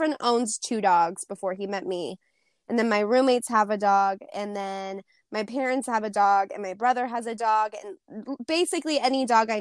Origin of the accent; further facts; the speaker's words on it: Montana, United States; I am from Montana